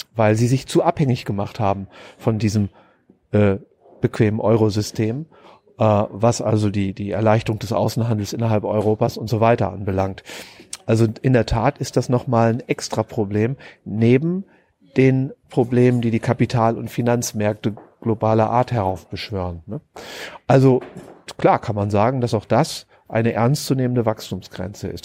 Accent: Germany; Ich bin ja Deutscher

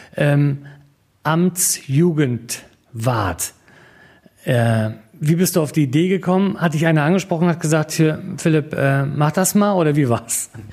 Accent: Rostock, Mecklenburg-Vorpommern, Germany; Ich bin in Rostock groß geworden

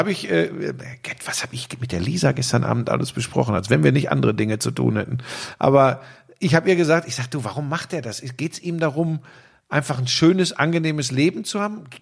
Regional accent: North Rhine-Westphalia, Germany; da bin ich aber wirklich so vielleicht auch ein Kind des Ruhrgebiets.

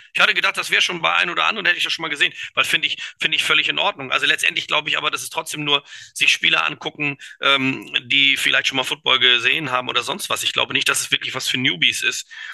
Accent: Kiel, Schleswig-Holstein, Germany; moved away; also born or lived in Düsseldorf

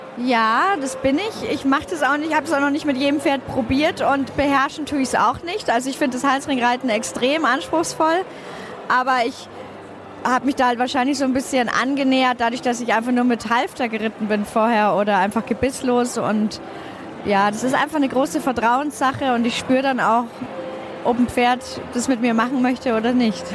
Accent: Bavaria, Germany; bei uns in Bayern

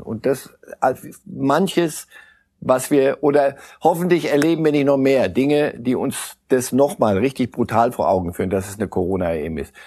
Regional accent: Switzerland; als Schweizer

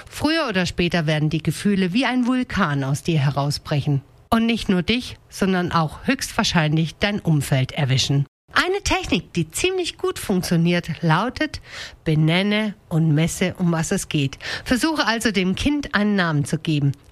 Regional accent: Denkingen, Baden-Württemberg, Germany; Zum Beispiel rege ich mich unfassbar auf, wenn die Leute in meinem Heimatdorf Denkingen mit einem Affenzahn den Landwirtschaftsweg benutzen

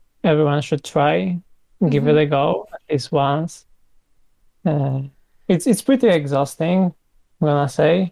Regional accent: Poland; I'm from Poland

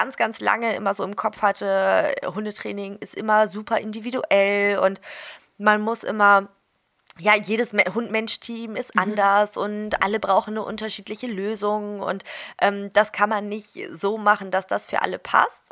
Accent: Hamburg, Germany; ich komme aus Hamburg

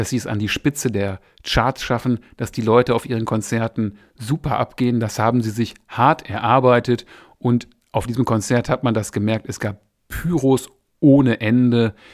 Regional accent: Essen, North Rhine-Westphalia, Germany; Essen ist meine alte Heimatstadt

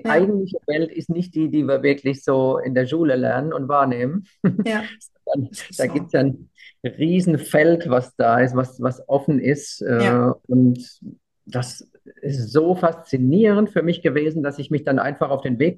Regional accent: Weinheim, Baden-Württemberg, Germany; ich komme aus der Heidelberger Gegend und. Ein Kurpfälzer. Kurpfälzer, genau. Eigentlich Weinheimer und ja.

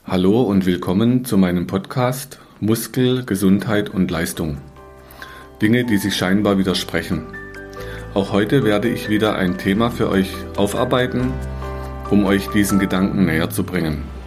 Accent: Germany; als Deutscher

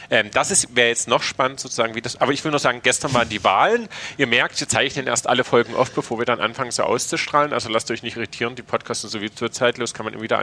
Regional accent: Dresden, Saxony, Germany; Und ich habe als Dresdner gesagt, hä?

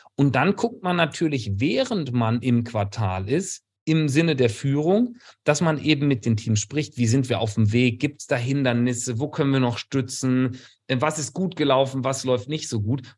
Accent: Kleve, North Rhine-Westphalia, Germany; moved away as an adult; also born or lived in Bielefeld / California; now in Freiburg, Germany; bin geborener Rheinländer, Niederrheiner

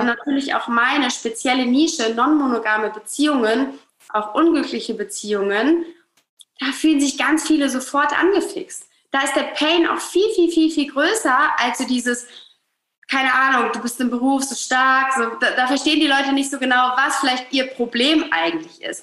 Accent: Hamburg, Germany; ich komme aus Hamburg, äh, lebe hier mit meiner kleinen Family, mit meinem Mann, mit meinem Sohn, mit unserem Hund in Hamburg

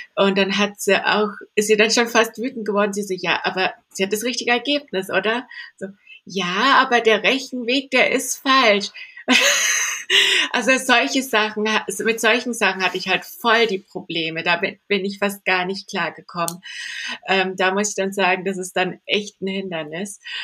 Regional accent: Candolim, Goa, India; now in Stuttgart, Germany; ich bin in Indien aufgewachsen, ich bin barfuß rumgelaufen im Dschungel.

